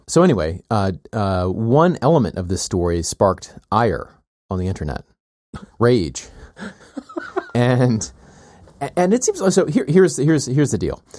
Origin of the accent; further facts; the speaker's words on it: the South, United States; moved away; I grew up with in the South